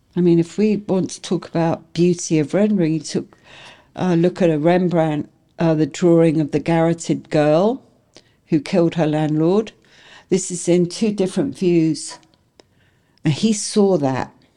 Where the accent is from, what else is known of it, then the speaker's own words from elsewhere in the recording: England, United Kingdom; now in United States; I'm English